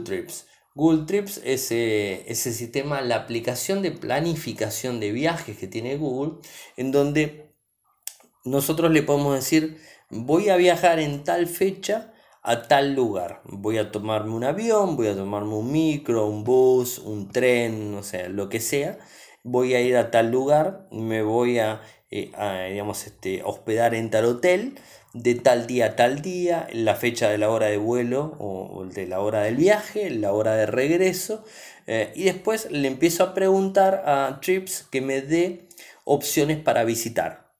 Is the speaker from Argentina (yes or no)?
yes; Argentina; soy de Argentina